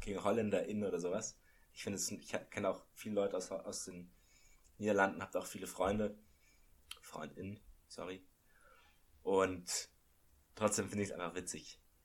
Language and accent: German; Munich, Bavaria, Germany; als ich aufgewachsen bin in München